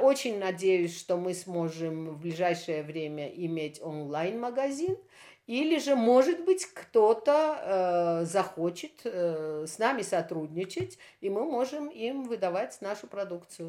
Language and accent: Russian; Armenia